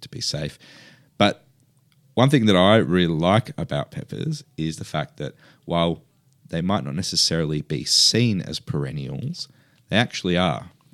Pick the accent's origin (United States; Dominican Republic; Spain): Spain; near Padrón, Galicia; now in Australia; the northwest of S-, the Spanish Peninsula, um, where I'm from. Um, from a t, a town called Padron, which is very close to my hometown.